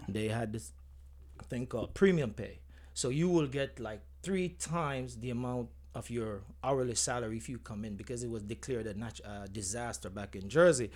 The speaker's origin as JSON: {"language": "English", "town": "Spalding", "region": "Clarendon", "country": "Jamaica", "tie": "born or raised there", "accent": "Jamaican", "moved": "yes", "said": "grew up from a community, Spalding, from Spalding, Clarinden, um, went to Knox College"}